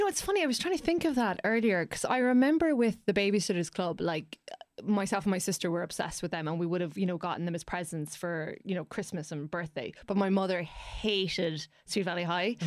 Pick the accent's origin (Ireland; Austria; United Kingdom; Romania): Ireland; as Irish people